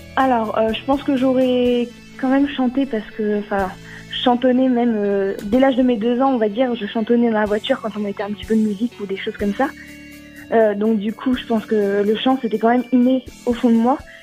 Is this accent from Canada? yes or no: no; Vichy, Auvergne-Rhône-Alpes, France; J'ai 20 ans, je viens de Vichy, en Allier, dans l'Auvergne